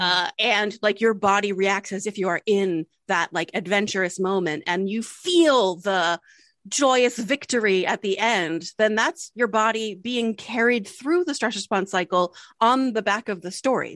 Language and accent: English; Delaware, United States; we were born and raised in Delaware